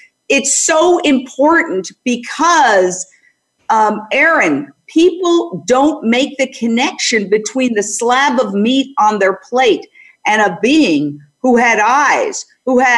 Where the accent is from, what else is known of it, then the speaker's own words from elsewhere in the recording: New York City, New York, United States; I grew up in Midtown Manhattan and I heard the clops every morning